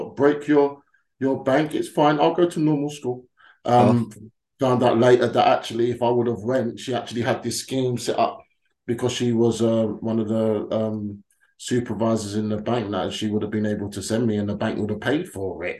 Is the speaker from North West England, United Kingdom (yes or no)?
no; London, United Kingdom; us black Londoners